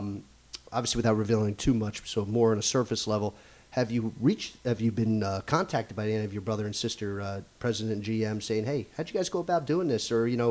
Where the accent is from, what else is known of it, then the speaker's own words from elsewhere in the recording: Easton, Pennsylvania, United States; I remember myself growing up in Easton and being a resident and coming to games here as a fan